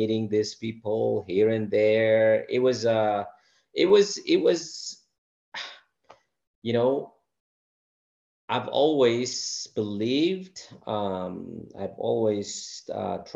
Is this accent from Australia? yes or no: no; Sidama, Ethiopia; moved away as an adult; I'm from the Sidamo region